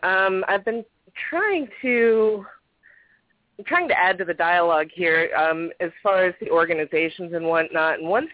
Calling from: Florida, United States; I'm calling from Florida.

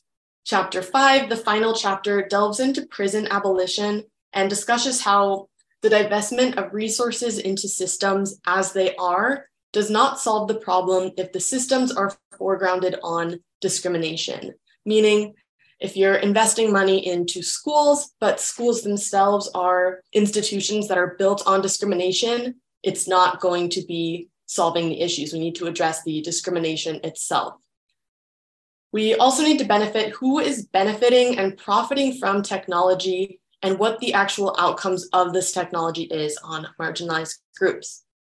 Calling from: Vancouver, British Columbia, Canada; My pronouns are she, hers, and I'm calling in from Vancouver in Canada.

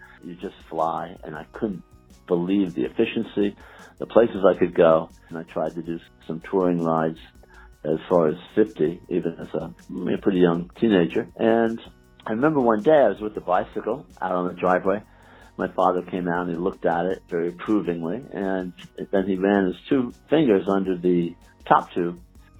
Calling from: New York, United States

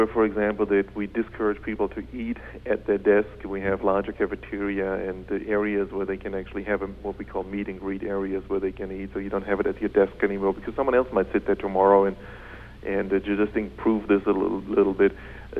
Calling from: Munich, Bavaria, Germany; I'm calling in from Munich.

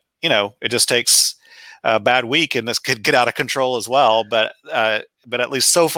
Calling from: West Lafayette, Indiana, United States; I'm in West Lafayette, Indiana, which is about midway between Indianapolis and Chicago.

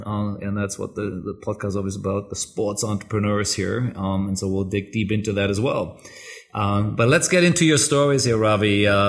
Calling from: Bangkok, Thailand; I'm calling in from Bangkok.

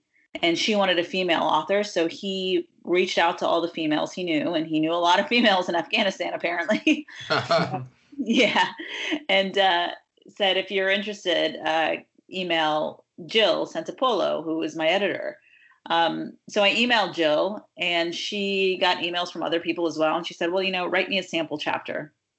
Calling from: Redondo Beach, California, United States; I am calling from Redondo Beach, California right now.

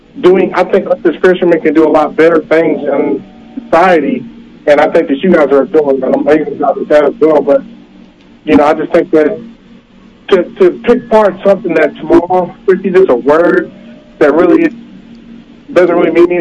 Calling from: Texas, United States; calling from Texas

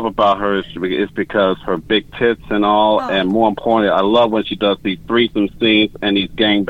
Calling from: Dallas, Texas, United States; I'm calling from Dallas, Texas.

